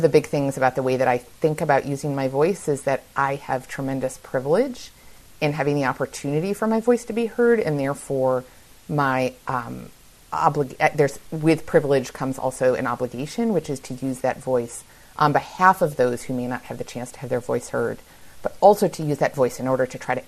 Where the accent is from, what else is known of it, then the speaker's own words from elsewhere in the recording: Buffalo, New York, United States; in my hometown of Buffalo, New York